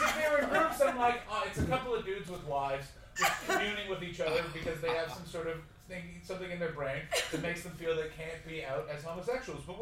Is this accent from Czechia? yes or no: yes; Czechia; So I'm from Czech Republic.